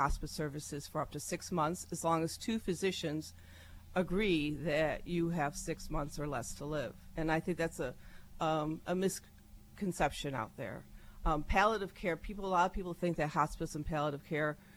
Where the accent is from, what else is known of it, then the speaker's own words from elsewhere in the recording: Auburn, New York, United States; now in Erie, United States; I'm from Auburn, New York.